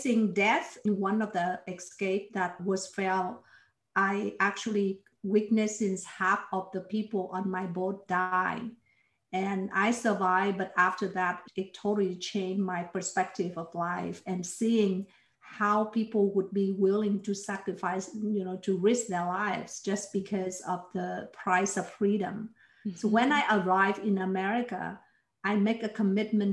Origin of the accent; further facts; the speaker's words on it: Ho Chi Minh City, Vietnam; also born or lived in Toronto, Canada; now in Houston, United States; I was born in Vietnam. And I grew up in Saigon, which is in the south